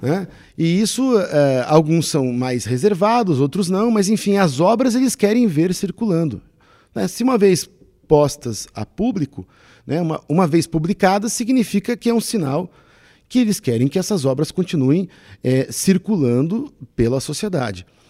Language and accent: Portuguese; South Region, Brazil; Nós somos brasileiros e, no, e nos reconhecemos brasileiros também pelo aspecto cultural